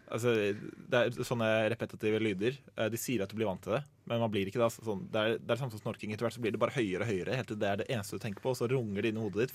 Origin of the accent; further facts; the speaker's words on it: Asker, Akershus, Norway; i den gata som jeg vokste opp i, Eh, hjemme i Asker